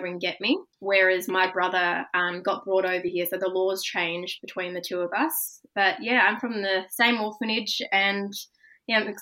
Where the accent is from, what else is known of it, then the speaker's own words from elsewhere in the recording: Australia; also born or lived in Kolkata, India; I was adopted from Calcutta when I was 15 months old. So I've got both my parents are Australian